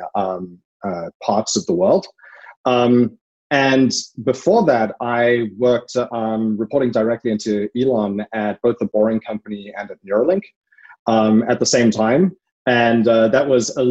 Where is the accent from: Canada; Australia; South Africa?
South Africa; moved away as an adult; now in Oakland, United States; I'm South African and I come from a very sort of large industry there around mining and industrial tech